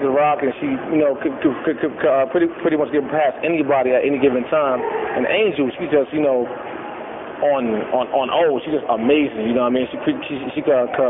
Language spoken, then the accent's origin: English; New York, United States; I'm from New York.